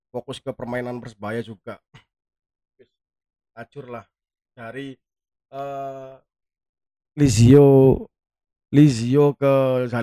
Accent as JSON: {"language": "Indonesian", "town": "Surabaya", "region": "East Java", "country": "Indonesia", "said": "Saya, da saya, dari Kebraon"}